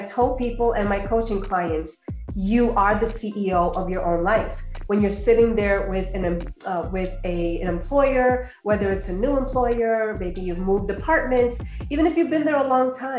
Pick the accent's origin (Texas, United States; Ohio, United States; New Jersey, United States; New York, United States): New Jersey, United States; moved away as an adult; also born or lived in Colombia; now in Georgia, United States; I grew up in New Jersey, more recently moved to Georgia with my family.